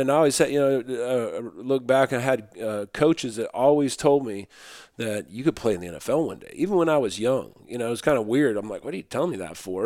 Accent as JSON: {"language": "English", "region": "Utah", "country": "United States", "tie": "born or raised there", "said": "I grew up in Utah when I was young, uh, in real rural t, rural towns"}